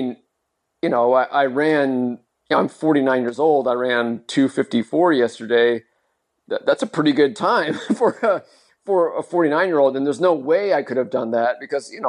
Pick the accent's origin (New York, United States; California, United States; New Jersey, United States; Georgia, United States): California, United States; Modesto; my hometown marathon here in California. It's called the Modesto Marathon